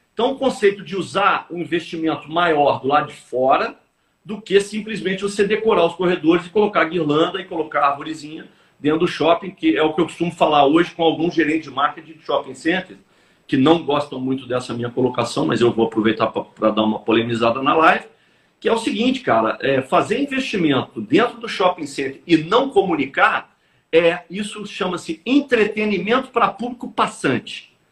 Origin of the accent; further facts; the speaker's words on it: Belo Horizonte, Minas Gerais, Brazil; moved away as an adult; now in Rio de Janeiro, Brazil; Eu sou mineiro de Belo Horizonte.